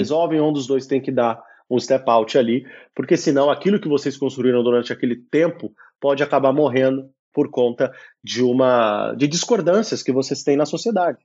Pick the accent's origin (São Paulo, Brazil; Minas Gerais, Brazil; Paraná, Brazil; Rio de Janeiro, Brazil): São Paulo, Brazil; moved away as an adult; also born or lived in Brasília / Belo Horizonte / Italy; now in Lisbon, Portugal; eu sou, claro, brasileiro, né? Nasci em São Paulo, morei muito tempo em Brasília também, tive uma temporada em Belo Horizonte quando criança.